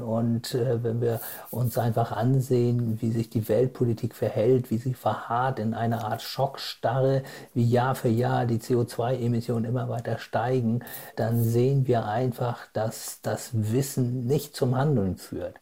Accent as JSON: {"language": "German", "country": "Germany", "said": "bei uns in Deutschland"}